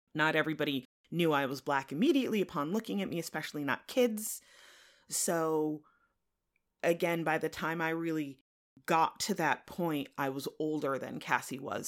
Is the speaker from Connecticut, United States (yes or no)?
yes; central Connecticut, United States; I grew up in central Connecticut